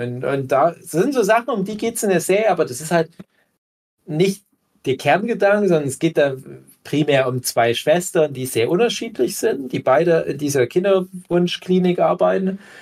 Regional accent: Erzgebirge, Saxony, Germany; bei uns im Erzgebirge

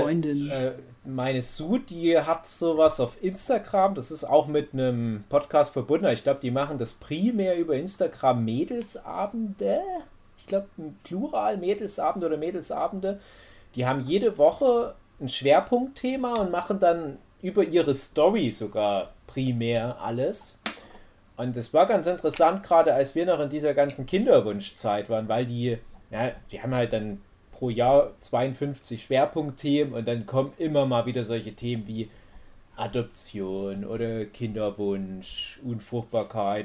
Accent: Erzgebirge, Saxony, Germany; bei uns im Erzgebirge

